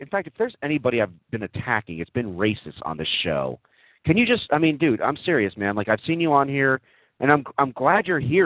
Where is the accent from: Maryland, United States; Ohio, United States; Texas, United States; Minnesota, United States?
Texas, United States; moved away; Yeah, I grew up in Texas. I did grow up in Texas